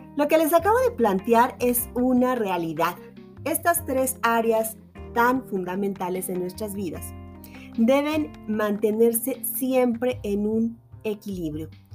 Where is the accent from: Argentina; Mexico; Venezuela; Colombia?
Mexico; acá en mi país